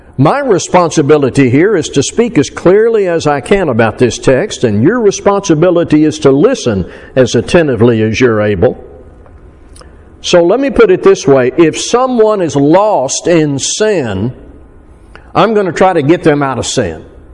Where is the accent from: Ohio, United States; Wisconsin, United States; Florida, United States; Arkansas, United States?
Arkansas, United States; now in South Texas, United States; I'm from Arkansas. So there are certain things about my upbringing and location and culture